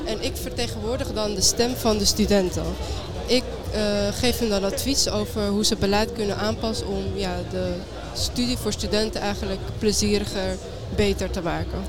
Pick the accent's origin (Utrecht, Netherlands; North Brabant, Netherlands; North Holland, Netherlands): North Holland, Netherlands; Amsterdam; ik ben ook geboren en opgegroeid in Amsterdam